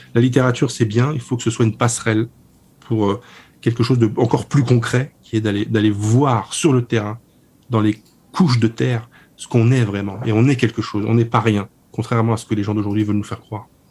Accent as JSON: {"language": "French", "country": "France", "said": "je suis français"}